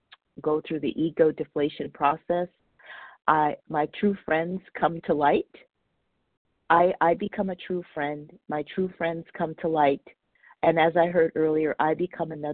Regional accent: Los Angeles, California, United States; I was brought up in Northridge, California, Porter Ranch

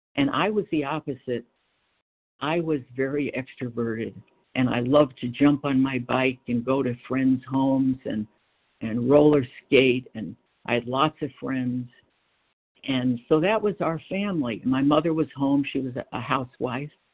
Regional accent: Freeport, New York, United States; moved away as an adult; also born or lived in Brooklyn, New York / Batavia, Illinois; I was born in Brooklyn. We lived in Brooklyn, and then we moved out to a little town on Long Island called Freeport

